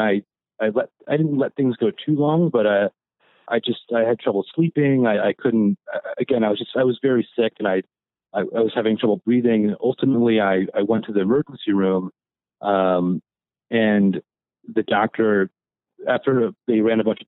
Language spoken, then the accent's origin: English; eastern Pennsylvania, United States; I grew up in Pennsylvania, on the eastern side of Pennsylvania